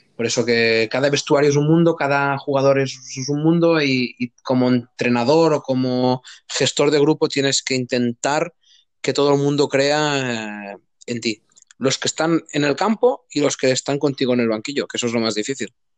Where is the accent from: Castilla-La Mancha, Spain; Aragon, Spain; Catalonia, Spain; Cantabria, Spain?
Catalonia, Spain; Gandesa; soy de un pueblo de Cataluña, o sea, de, la provincia de Tarragona, que se llama Gandesa, un pueblo chiquitito